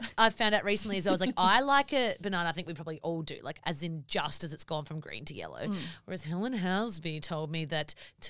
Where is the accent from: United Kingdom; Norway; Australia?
Australia; South Australia; I was from South Australia